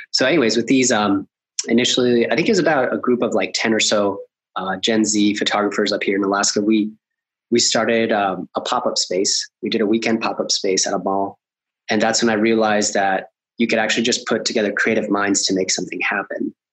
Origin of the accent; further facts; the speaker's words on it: Colombia; I'm I'm originally from Colombia and I see a lot of ambition and po- like possibility with with doing work with them in in South America.